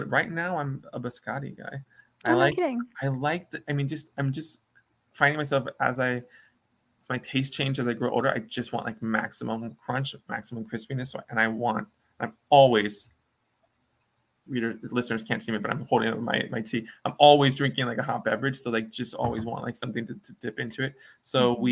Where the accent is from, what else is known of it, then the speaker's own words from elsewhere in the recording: Midwest, United States; I grew up in the Midwest